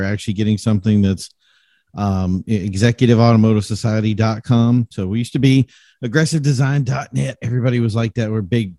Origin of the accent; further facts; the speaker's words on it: the South, United States; I'm from the South.